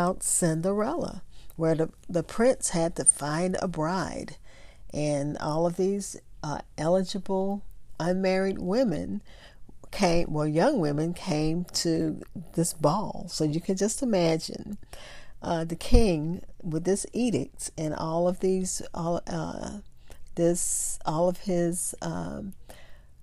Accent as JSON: {"language": "English", "region": "Louisiana", "country": "United States", "tie": "born or raised there", "said": "I grew up in Louisiana, so I pronounce every syllable"}